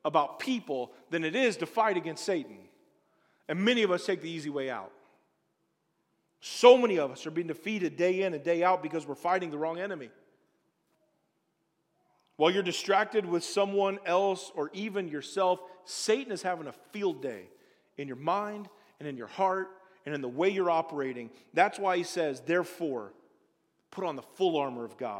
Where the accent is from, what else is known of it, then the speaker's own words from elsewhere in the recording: Springfield, Illinois, United States; moved away as an adult; also born or lived in Colorado; I'm from Springfield, Illinois. We don't do white water rafting in the town I grew up in.